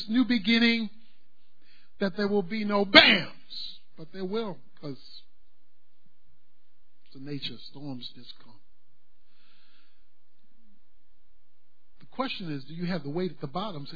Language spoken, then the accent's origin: English; Baltimore, Maryland, United States; When I was a boy growing up in Baltimore, where I'm from